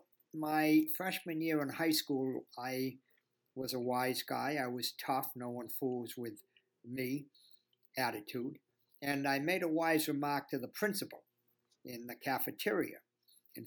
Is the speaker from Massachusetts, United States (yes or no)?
yes; Boston, Massachusetts, United States; accent: Boston; I'm right now in my home in Boston.